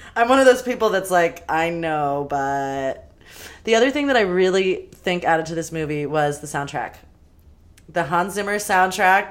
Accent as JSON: {"language": "English", "town": "Los Angeles", "region": "California", "country": "United States", "tie": "born or raised there", "said": "all up in my neighborhood that I grew up"}